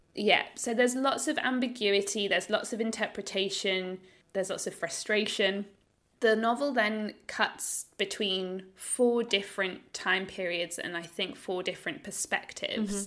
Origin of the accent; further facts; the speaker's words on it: United Kingdom; now in Australia; as a British person as well, living in Australia